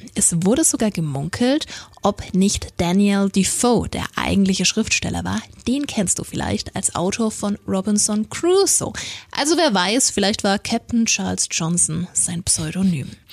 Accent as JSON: {"language": "German", "area": "Franconia", "region": "Bavaria", "country": "Germany", "accent": "Franconian", "said": "unseren Dialekt"}